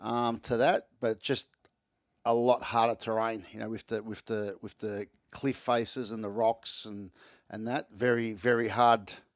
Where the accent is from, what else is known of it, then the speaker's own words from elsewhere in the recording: Melbourne, Victoria, Australia; I live in Reservoir in Melbourne